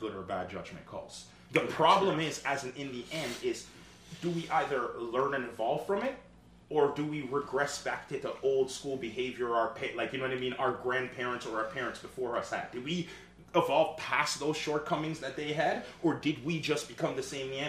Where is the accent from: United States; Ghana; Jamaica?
Jamaica; moved away; I grew up in Jamaica